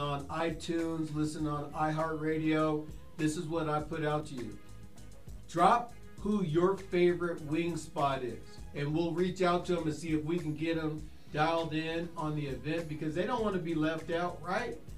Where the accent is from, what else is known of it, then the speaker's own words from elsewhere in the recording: California, United States; now in Colorado, United States; I'm from California